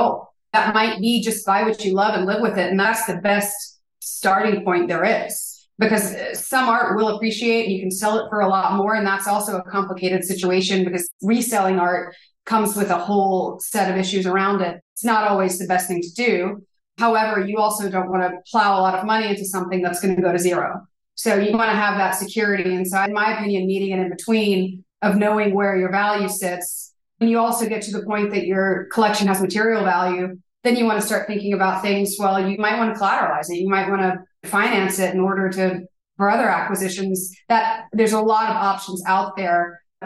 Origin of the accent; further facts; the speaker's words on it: Alabama, United States; moved away as an adult; also born or lived in New York; I grew up in Alabama and I moved to New York to be a painter